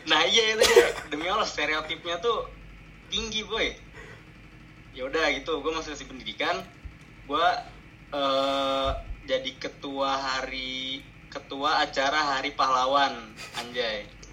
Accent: South Tangerang, Banten, Indonesia; gua juga dari Tangsel

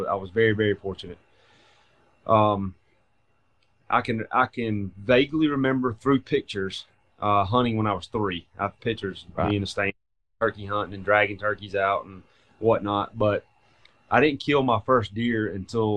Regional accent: Thompson, Georgia, United States; also born or lived in Macon, Georgia; from a little town of Thompson, Georgia, in McDuffie County

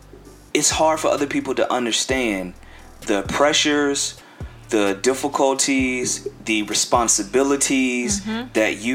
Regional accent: Lancaster, South Carolina, United States; also born or lived in Jersey City, New Jersey; But for the most part, I'm in the 803. I'm in Lancaster.

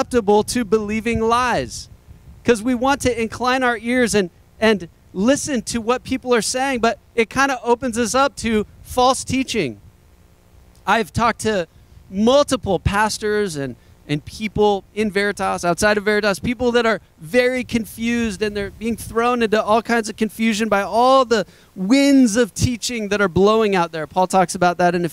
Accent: United States; I don't talk like that as an American

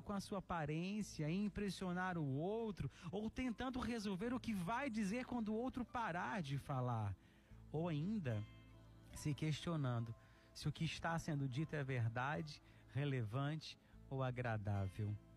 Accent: Araxá, Minas Gerais, Brazil; moved away; Araxá, Minas Gerais, minha terrinha

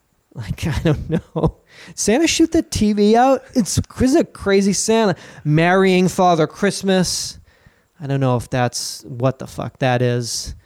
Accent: County Dublin, Ireland; I was raised cloistered nuns outside of Dublin, and I was chained to a radiator.

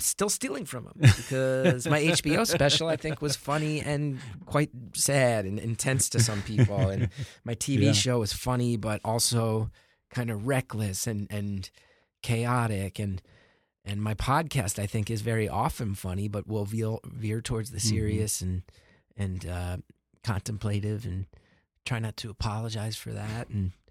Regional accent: New York City, New York, United States; Being a New Yorker is very nice because I can do shows every single night.

